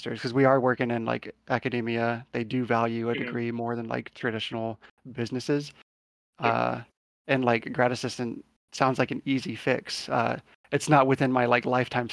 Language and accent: English; St. Louis, Missouri, United States; actually from St. Louis